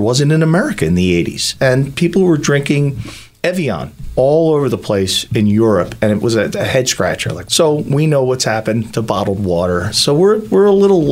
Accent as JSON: {"language": "English", "town": "Philadelphia", "region": "Pennsylvania", "country": "United States", "tie": "born or raised there", "said": "I grew up in South Philly, in Grace Ferry, and my dad was a cop"}